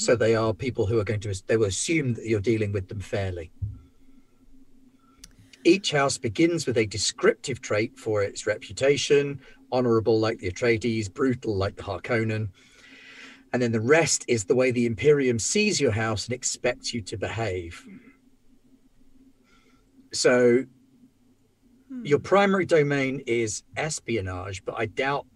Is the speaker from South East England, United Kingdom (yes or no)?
yes; Isle of Wight, South East England, United Kingdom; I come from the Isle of Wight, where, of course, we have 8 different colours of sand